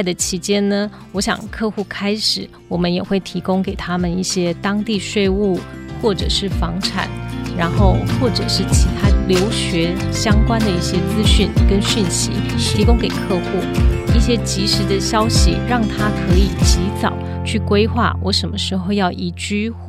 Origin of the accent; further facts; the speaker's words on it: Taiwan; 那我又没有绿卡，我是台湾人，